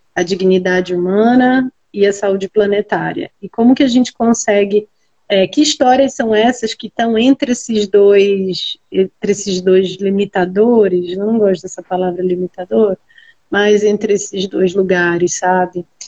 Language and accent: Portuguese; Belém, Pará, Brazil; moved away as an adult; now in São Paulo, Brazil; sou de Belém, no Pará. É, nasci e me criei lá, estou aqui em São Paulo há um ano